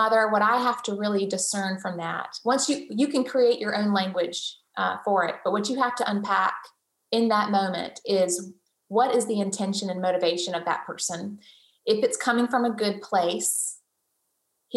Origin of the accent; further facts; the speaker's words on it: the South, United States; I'm born and raised in the South. We are very hospitable people.